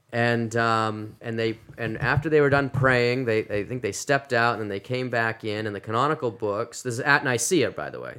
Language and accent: English; Massachusetts, United States; moved away as an adult; also born or lived in South Carolina / Louisville, Kentucky; now in Phoenix, United States; I'm from Massachusetts originally, and, uh, grew up in a Christian home